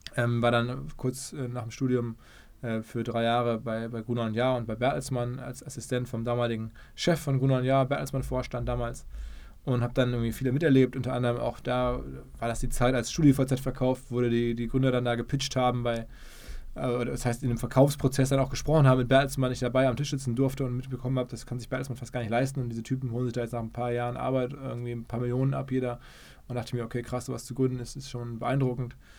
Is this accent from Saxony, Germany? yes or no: no; Essen, North Rhine-Westphalia, Germany; moved away as an adult; also born or lived in New York, United States; now in Hamburg, Germany; Ich komme aus dem Ruhrgebiet, bin in Essen geboren